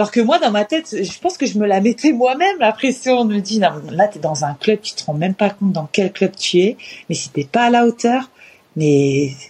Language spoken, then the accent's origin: French; Russia; now in France; Et c'est pour ça que je suis partie de la Russie.